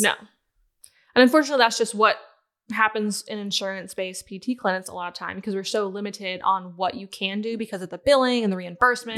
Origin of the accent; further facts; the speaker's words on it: Southern Pines, North Carolina, United States; also born or lived in Ohio; I was born and raised in Ohio, but I called the Carolinas home because we moved there after elementary school